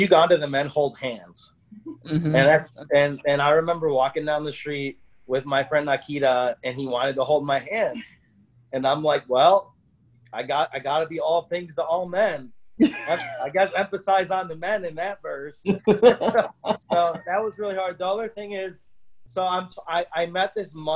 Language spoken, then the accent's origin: English; United States; I'm this guy from America